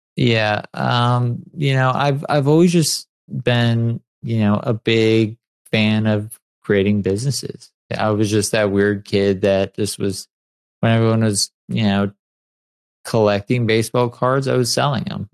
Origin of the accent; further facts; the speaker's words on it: San Clemente, California, United States; I grew up in San Clemente, and it's a beach town